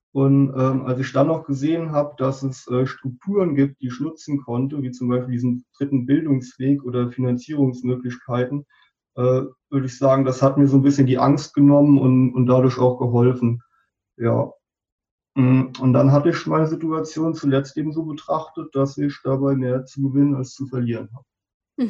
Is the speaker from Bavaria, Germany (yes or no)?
no; a small village in the Westerwald, Rhineland-Palatinate, Germany; moved away as an adult; kam ich ja auch wirklich aus einem kleinen Dorf im Westerwald